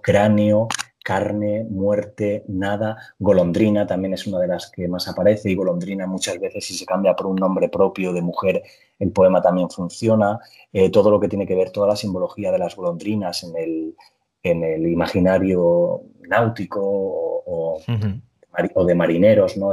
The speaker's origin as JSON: {"language": "Spanish", "town": "Petrer", "region": "Valencian Community", "country": "Spain", "tie": "born or raised there", "moved": "yes", "said": "a Petrera, a mi pueblo"}